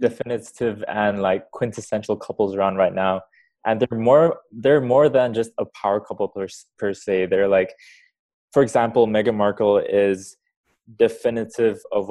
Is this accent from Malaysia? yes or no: yes; Malaysia; I'm from Malaysia.